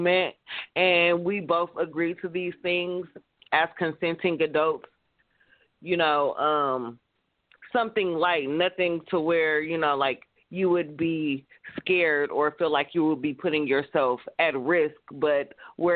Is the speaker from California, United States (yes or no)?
yes; California, United States; I'm from California